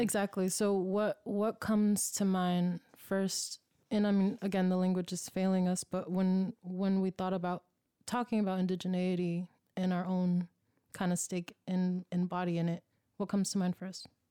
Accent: Oakland, California, United States; moved away; I'm from East Oakland

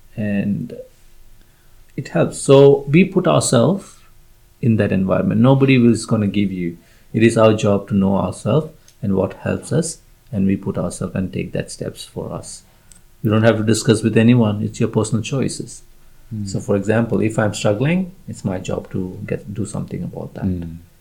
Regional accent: India; moved away; I was born in India and uh, raised in India

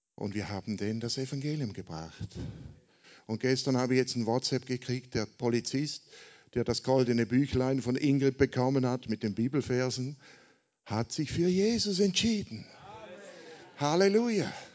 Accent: Switzerland; Also ich komme aus der Schweiz, wie man hört, ja, nicht aus Amerika wie Gottfried

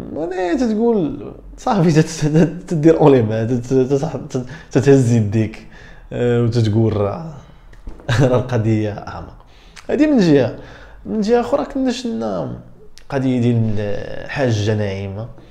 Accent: Morocco; حنا كمغاربه

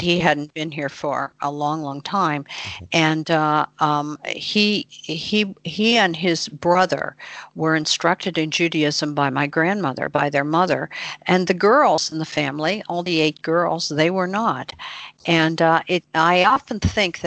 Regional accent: Pittsburgh, Pennsylvania, United States; also born or lived in Bradenton, Florida / Milan, Italy; now in Calabria, Italy; I am a Pirates fan because that's where I was born, in Pittsburgh.

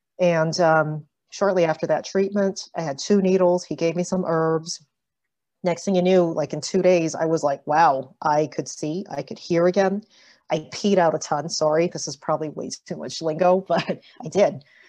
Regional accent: Toronto, Ontario, Canada; also born or lived in Melbourne, Australia; I'm actually from Canada, so in case you're wondering how come she doesn't have an Aussie accent, this is as Aussie as I get. I'm actually from here, from Toronto, so Scarborough

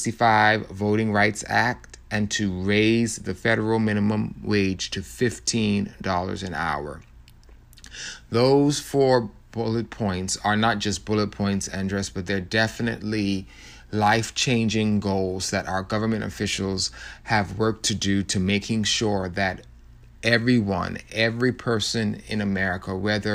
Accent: Florida, United States; also born or lived in Bahamas; now in Houston, United States; Like you, I've been in Houston only 8 years. I came from Florida and the Bahamas, and I've been here making it home and been at St. Stephen's for about 3 years.

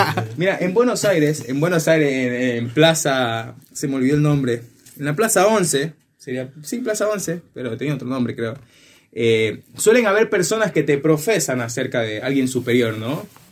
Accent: Ecuador; estábamos en la ciudad de Guayaquil, que es como a una hora de mi ciudad

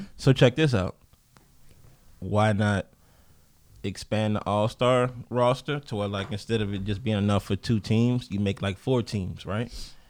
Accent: Louisiana, United States; That's my hometown

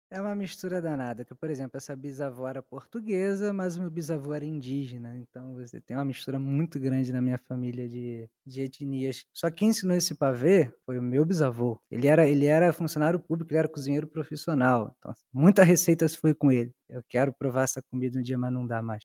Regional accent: Rio de Janeiro, Brazil; Eu sou, eu sou nascido e criado na Zona Oeste, no bairro de Senador Camará

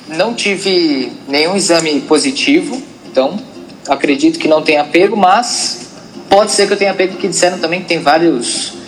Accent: Brazil; a gente é brasileiro

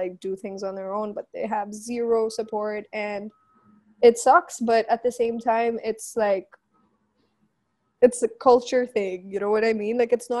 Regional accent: Philippines; now in Pakistan; So, you know, like, being Filipino, it's kind of our culture.

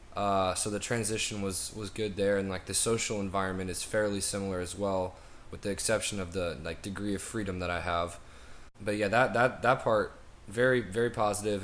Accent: Nashville, Tennessee, United States; I'm from Nashville, Tennessee

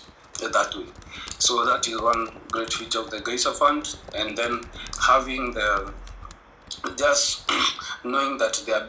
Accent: Kenya; I live in Kenya, born and bred in Kenya.

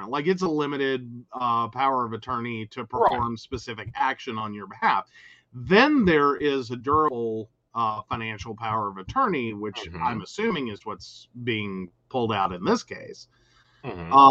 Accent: West Virginia, United States; we are from West Virginia, not that part.

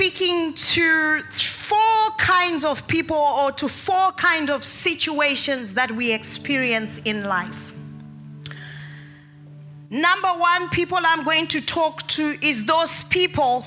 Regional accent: Australia; As Australians

